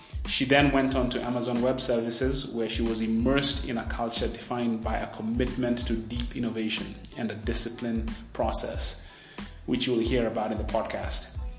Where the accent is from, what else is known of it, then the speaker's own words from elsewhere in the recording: Nairobi, Kenya; being a Nairobi baby